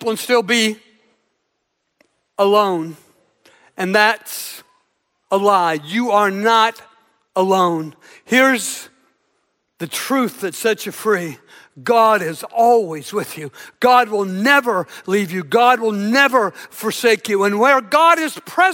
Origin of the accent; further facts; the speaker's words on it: Southern Illinois, United States; I grew up in Southern Illinois